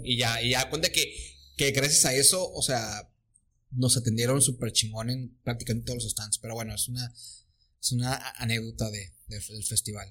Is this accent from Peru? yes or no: no; Mexico; Venimos de México